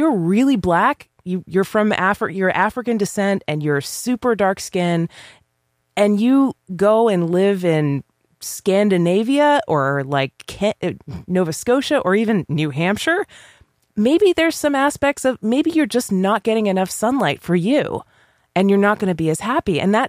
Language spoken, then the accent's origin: English; Ireland; But if me as an Irish person who never tans, always burns, don't have that gene